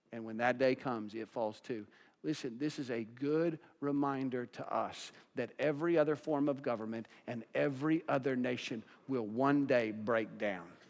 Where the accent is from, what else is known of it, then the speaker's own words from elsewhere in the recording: United States; as American Christians